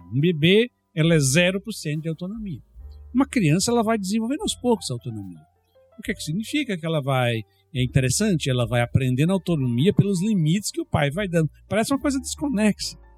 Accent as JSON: {"language": "Portuguese", "country": "Brazil", "moved": "yes", "said": "na minha terra é carteira"}